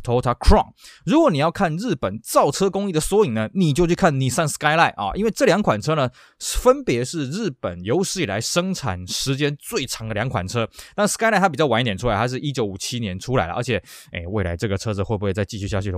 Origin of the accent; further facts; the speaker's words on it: Taiwan; 在我们台湾这边称之为韩战啊